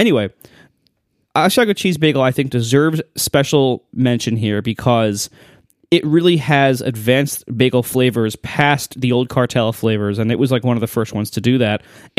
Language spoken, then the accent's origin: English; Ohio, United States; that's what I grew up on in Ohio.